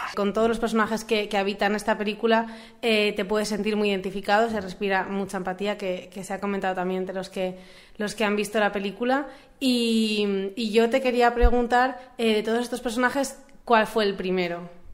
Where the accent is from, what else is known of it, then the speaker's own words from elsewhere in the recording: a town next to Moncada, L'Horta Nord, Valencian Community, Spain; al lado de mi pueblo, en Lortanor